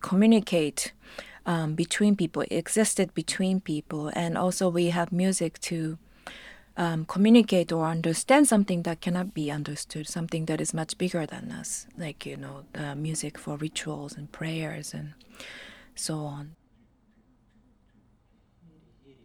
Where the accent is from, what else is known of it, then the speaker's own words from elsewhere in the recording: Japan; I come from Japan